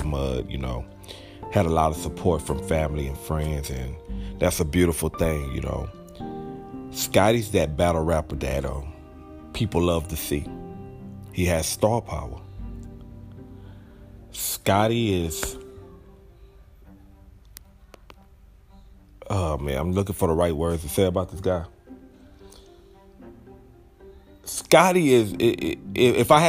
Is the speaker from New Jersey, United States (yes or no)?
no; Texas, United States; I'm from Texas